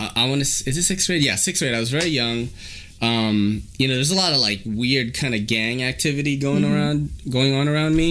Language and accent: English; New York City, New York, United States; also born or lived in Philippines; growing up in New York City in the 90s